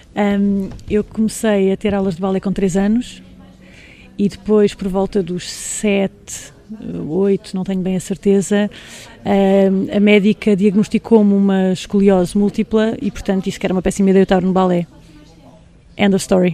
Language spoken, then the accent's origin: Portuguese; Angola; nasci lá, nasci em Angola